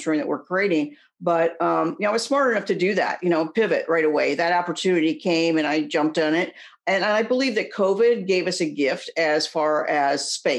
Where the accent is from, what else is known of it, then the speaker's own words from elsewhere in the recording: Indiana, United States; also born or lived in Phoenix/Scottsdale, Arizona; now in Scottsdale, United States; I'm an Indiana girl, grew up there.